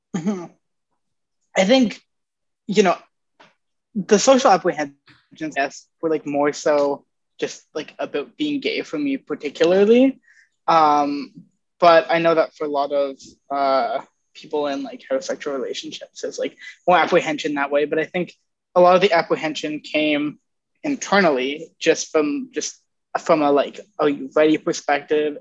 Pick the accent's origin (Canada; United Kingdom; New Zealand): Canada; Ontario; moved away; I'm from Ontario originally